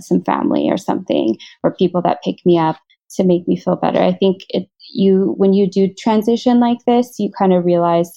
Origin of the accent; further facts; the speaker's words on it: Washington, United States; moved away as an adult; now in Singapore; I was born and raised in Washington State in America